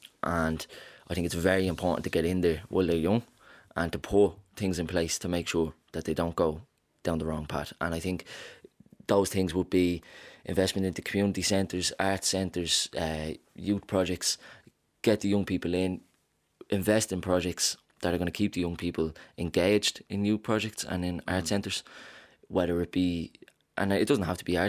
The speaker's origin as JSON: {"language": "English", "town": "Dublin", "region": "Leinster", "country": "Ireland", "said": "I'm from Ballymun"}